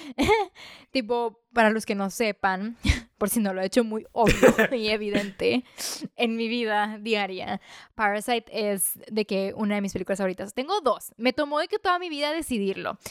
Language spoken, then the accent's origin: Spanish; Mexico; como mexicano